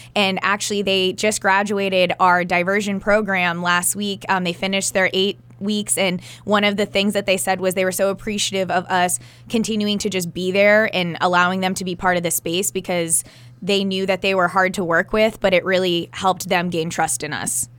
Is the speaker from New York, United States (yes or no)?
no; New Hampshire, United States; also born or lived in Cape Cod, Massachusetts; growing up in New Hampshire